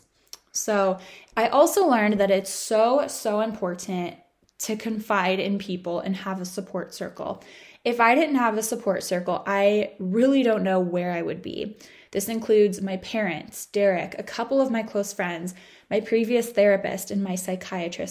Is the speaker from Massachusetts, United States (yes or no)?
no; Orange County, California, United States; moved away as an adult; also born or lived in San Diego; I had my parents in Orange County. And it was really nice to kind of like have a stake in my hometown